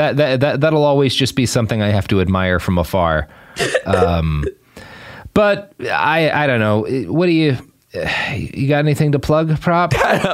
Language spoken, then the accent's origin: English; Texas, United States; Boy, howdy, indeed. I am Texan.